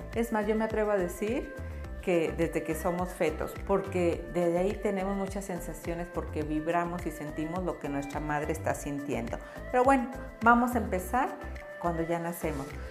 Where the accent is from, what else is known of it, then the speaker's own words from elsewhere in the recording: Chihuahua, Mexico; moved away; also born or lived in central/southern Mexico; Yo vengo del norte, yo vengo de Chihuahua y allá yo cuando crecí